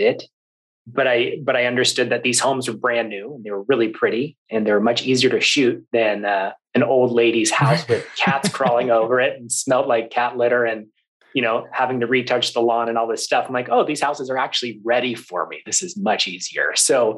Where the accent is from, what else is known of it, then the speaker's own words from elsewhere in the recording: Sacramento, California, United States; I grew up in Sacramento. I grew up in Northern California